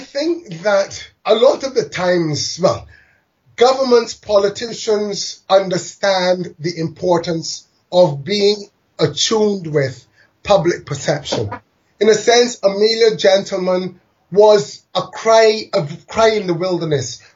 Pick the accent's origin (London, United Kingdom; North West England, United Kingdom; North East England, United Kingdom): London, United Kingdom; moved away; I was born in London to migrant parents one from Barbados, one from India.